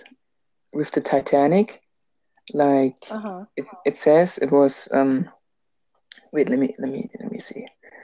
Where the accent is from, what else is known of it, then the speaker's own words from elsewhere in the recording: Germany; English is a second language; my German ass.